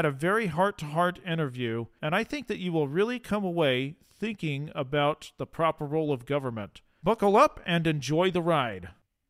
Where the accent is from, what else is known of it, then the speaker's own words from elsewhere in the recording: United States; accent: thick American; because of my thick American accent.